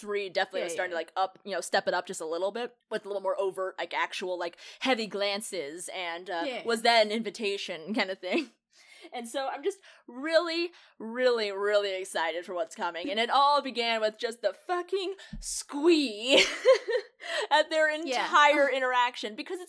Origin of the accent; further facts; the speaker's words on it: Ireland; It makes sense because I'm Irish, and every time somebody calls me Scottish, I want to strangle them.